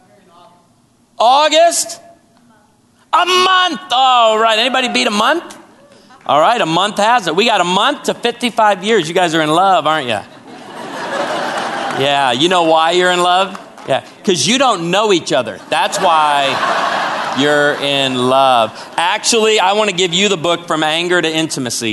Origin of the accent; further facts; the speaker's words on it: Chicago, Illinois, United States; also born or lived in Naperville, Illinois; now in Branson, United States; I was born and raised in Chicago